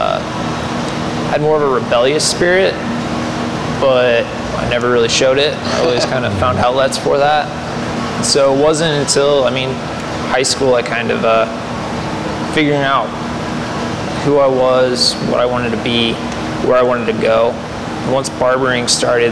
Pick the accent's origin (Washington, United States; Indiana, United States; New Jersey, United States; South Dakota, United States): Indiana, United States; Fort Wayne; I was born in Fort Wayne, so born and raised here